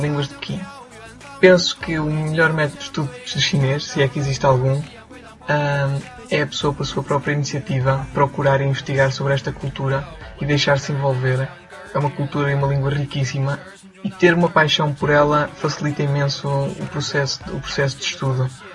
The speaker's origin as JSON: {"language": "Portuguese", "country": "Portugal", "moved": "as an adult", "lives_now": "Beijing, China", "said": "tenho 21 anos, sou português"}